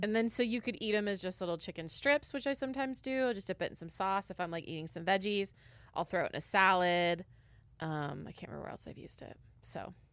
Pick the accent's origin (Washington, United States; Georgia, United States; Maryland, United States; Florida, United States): Washington, United States; born or raised there; moved away